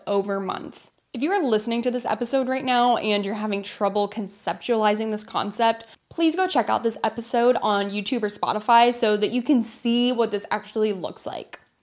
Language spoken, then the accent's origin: English; United States; I went into Wells Fargo in my hometown to open a savings account, not a credit card, and ended up being one of the millions of Americans